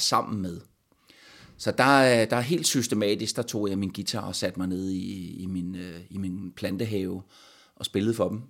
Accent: Stubbekøbing, Zealand, Denmark; min barndom i Stubekøbing

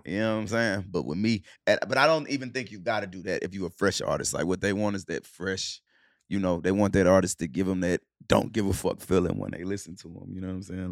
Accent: Charlotte, North Carolina, United States; also born or lived in Cleveland, Ohio / Clarksdale, Mississippi; we was born in Cleveland, Ohio. We moved to Charlotte when we was, when I was seven.

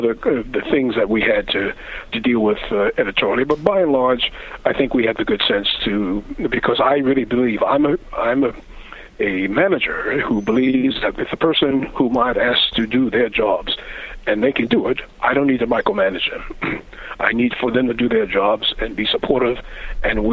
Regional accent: New York, United States; also born or lived in Farmville, Virginia; I was born in New York

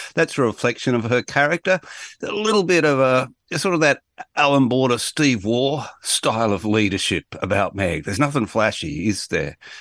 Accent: Australia; I'm Australian

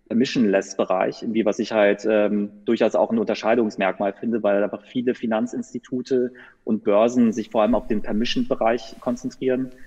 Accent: Düsseldorf, North Rhine-Westphalia, Germany; also born or lived in Münster; ich komme nicht gebürtig aus Münster, ich bin gebürtig aus Düsseldorf, also aus dem Rheinland

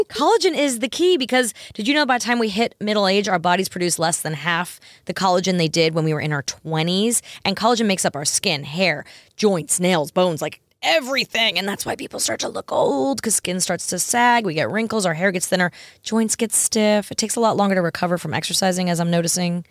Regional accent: New York, United States; moved away; I grew up in New York

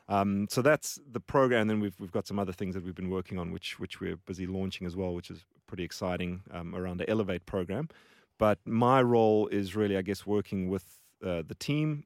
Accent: Johannesburg, Gauteng, South Africa; moved away as an adult; also born or lived in Cape Town; now in Australia; So, South Africa, born and raised.

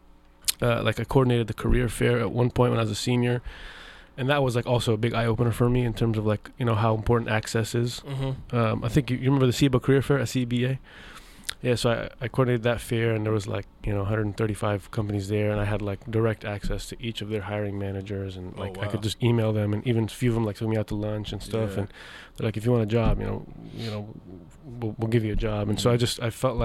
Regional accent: Seattle, Washington, United States; I grew up in Seattle, you know, shoreline area

